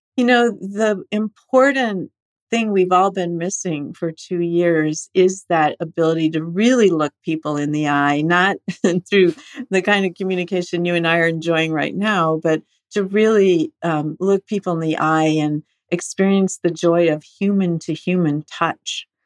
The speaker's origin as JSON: {"language": "English", "town": "Estelline", "region": "South Dakota", "country": "United States", "tie": "born or raised there", "also_born_or_lived": "Rochester, Minnesota / San Francisco", "moved": "yes", "said": "I was actually born in Rochester, Minnesota at the Mayo Clinic, but I did grow up in Esalen, South Dakota"}